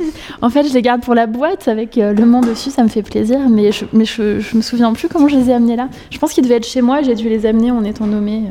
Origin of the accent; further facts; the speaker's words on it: Paris, Île-de-France, France; née le 18 novembre 1982 à Paris, 13e